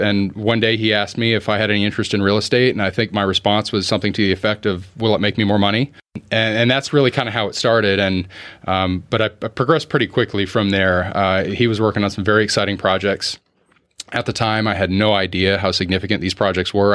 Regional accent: Orlando, Florida, United States; also born or lived in Clermont, Florida; I'm one of the few born and raised in Orlando

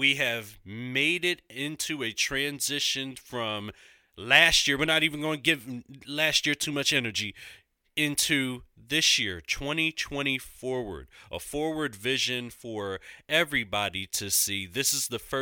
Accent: Philadelphia, Pennsylvania, United States; Congregation Temple Bethel, located in my hometown

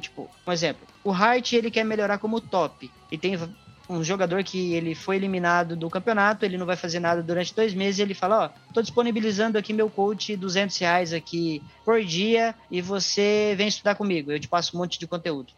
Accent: Cuiabá, Mato Grosso, Brazil; eu sou de Cuiabá

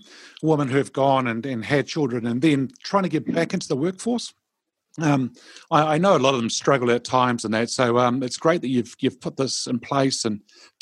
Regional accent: Karnataka, India; I always say to them, oh, I'm from Karnataka. And they look at me and they go, huh? And I go, yeah, I'm from Karnataka.

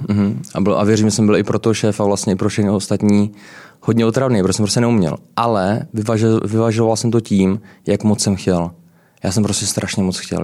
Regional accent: Brno, South Moravian Region, Czechia; moved away as an adult; also born or lived in London, United Kingdom / United States; now in Prague, Czech Republic; já jsem z Brna. Uh, a pocházím z Brna. Uh, vlastně začínal jsem uh, na učiliště v Brně

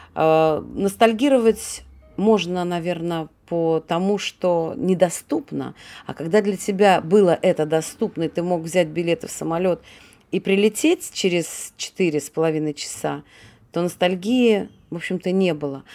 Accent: Saint Petersburg, Russia; moved away as an adult; now in Israel; я родилась, я коренная ленинградка

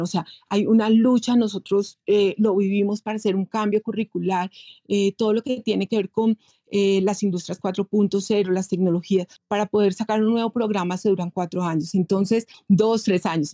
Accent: Colombia; soy colombiana

